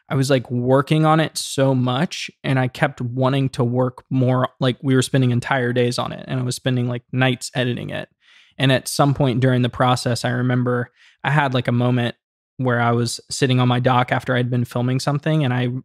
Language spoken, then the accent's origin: English; Savannah, Georgia, United States; So I decided to just take a bunch of footage on the drone of my hometown, Savannah, Georgia. That's where I grew up.